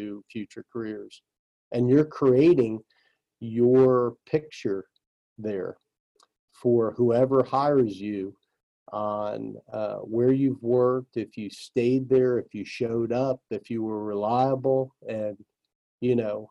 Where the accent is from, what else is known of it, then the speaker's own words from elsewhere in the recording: New Jersey, United States; I grew up in New Jersey